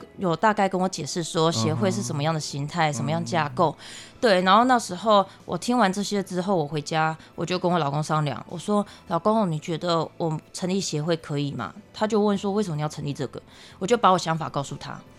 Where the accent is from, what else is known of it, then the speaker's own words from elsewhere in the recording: Taiwan; 我们台湾这边